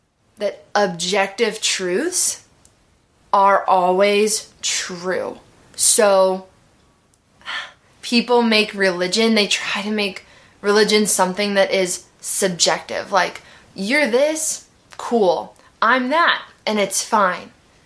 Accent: Midwest, United States; I grew up in the Midwest

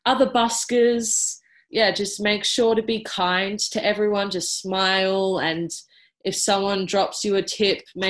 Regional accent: Melbourne, Victoria, Australia; I am from Melbourne, well, South Melbourne, down on the peninsula

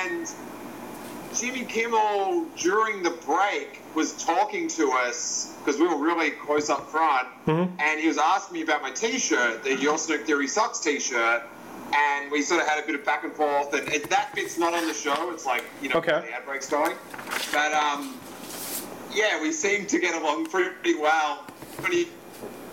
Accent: Australia; moved away as an adult; now in Los Angeles, United States; I live in LA now, but I grew up in Australia

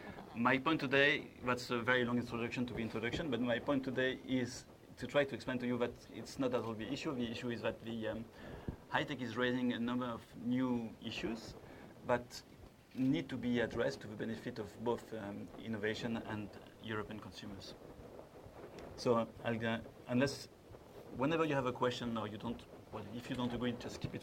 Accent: France; accent: French; English is a second language; I apologize in advance, my French accent is very strong

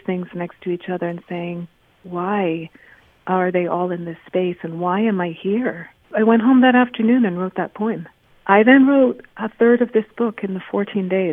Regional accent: Kingston, Jamaica; I've taken as a Jamaican many times because I was born in Kingston

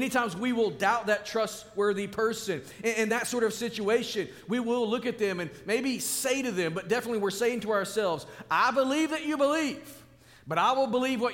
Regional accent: Arkansas, United States; I was born and raised in Arkansas

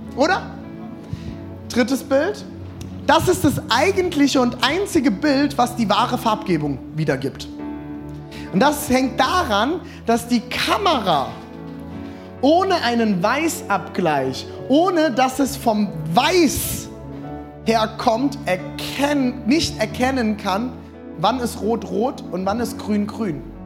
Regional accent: Rhine area, Germany; Ich bin am Rhein aufgewachsen

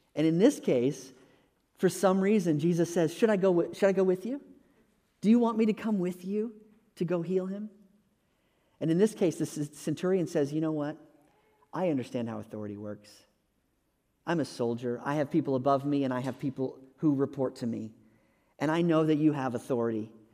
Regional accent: Texas, United States; moved away as an adult; also born or lived in California / North Carolina; we moved from California back to Texas where we were from

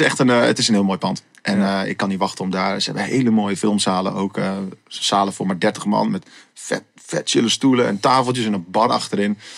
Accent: Assen, Drenthe, Netherlands; ik ben opgegroeid in Assen.

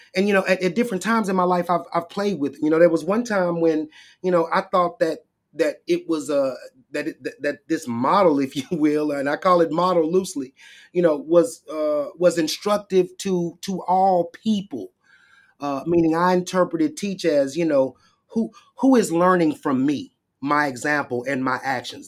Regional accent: Shreveport, Louisiana, United States; I went to Southern University in Shreveport, my hometown

